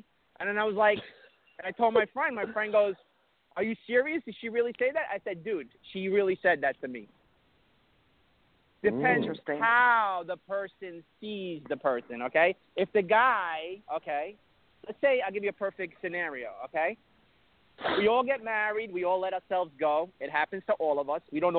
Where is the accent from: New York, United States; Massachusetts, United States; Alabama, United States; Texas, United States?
New York, United States; Brooklyn; I'm Brooklyn.